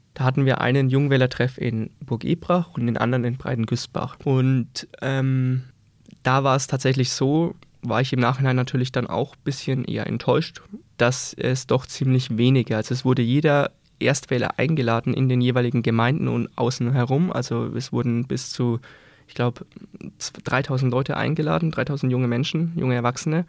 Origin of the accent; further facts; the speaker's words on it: Scheßlitz, Bavaria, Germany; bei mir zu Hause, äh, ich komme aus Scheslitz